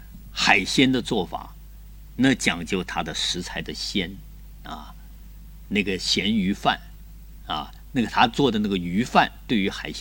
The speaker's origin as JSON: {"language": "Chinese", "town": "Fuzhou", "region": "Fujian", "country": "China", "tie": "born or raised there", "moved": "yes", "lives_now": "Guangzhou, China", "said": "我原来在这个小的时候在福州，福建的福州省会。"}